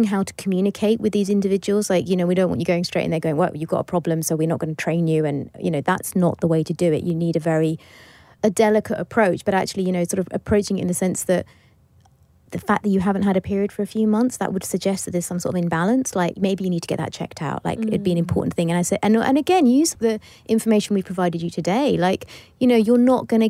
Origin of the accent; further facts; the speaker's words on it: Bath, South West England, United Kingdom; So finally in my hometown